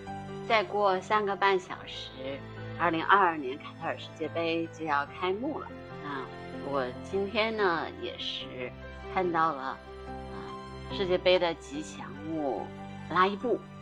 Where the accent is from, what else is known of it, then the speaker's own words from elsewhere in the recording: Beijing, China; 作为北京人，